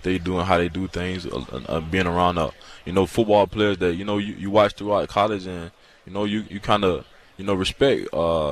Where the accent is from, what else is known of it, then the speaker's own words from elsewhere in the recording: Alabama, United States; I'm from Alabama